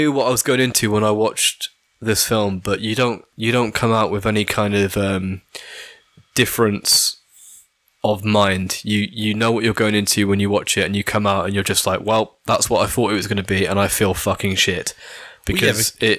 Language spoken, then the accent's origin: English; Ireland; I mean, I'm fucking Irish Catholic.